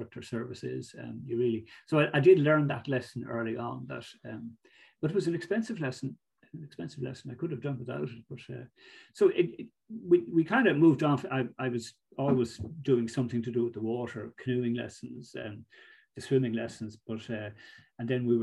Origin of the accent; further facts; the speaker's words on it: Greystones, Leinster, Ireland; also born or lived in Monkstown / Galway; I grew up in Greystones. My parents lived in Monkstown first, and then we moved to Greystones when I was about 10